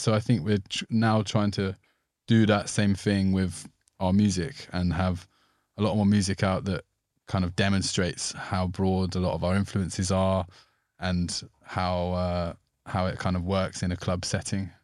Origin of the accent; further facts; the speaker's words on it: Somerset, South West England, United Kingdom; growing up in Somerset